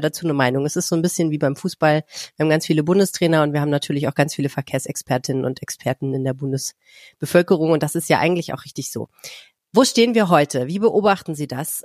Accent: Hamburg, Germany; Ich bin ja auch in Hamburg geboren

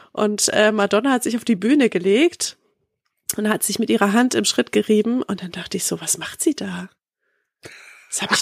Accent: East Germany, Germany; Ich komme ja aus dem Osten so, wir sind

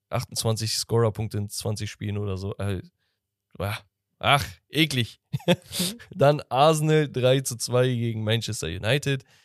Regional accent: Hamburg, Germany; ich als Hamburger

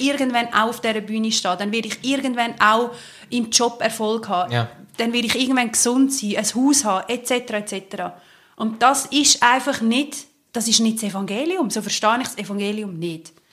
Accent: Switzerland; bei uns in der Schweiz

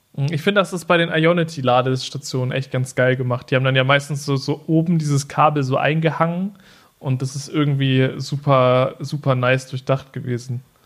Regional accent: Norden, Lower Saxony, Germany; in meiner Heimatstadt Norden

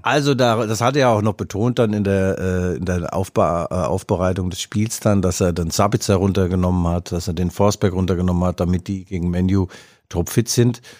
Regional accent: Leipzig, Saxony, Germany; ich als Leipziger

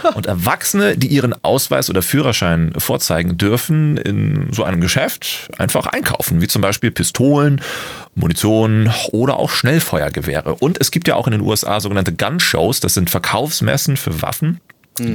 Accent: Germany; bei uns in Deutschland

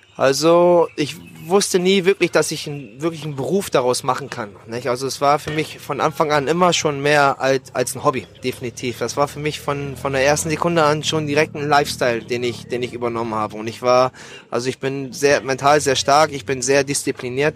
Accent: Bremerhaven, Bremen, Germany; moved away as an adult; now in Thailand; in meiner Heimatstadt Bremerhaven, wo ich geboren und aufgewachsen bin

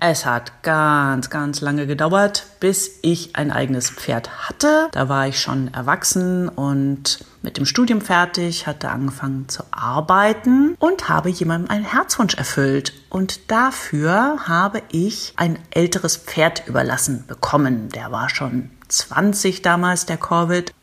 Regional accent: Berlin, Germany; moved away; in Berlin ja auch eine Art Heimat von mir, denn ich habe als Kind in Berlin gelebt und im Kiez Schöneberg

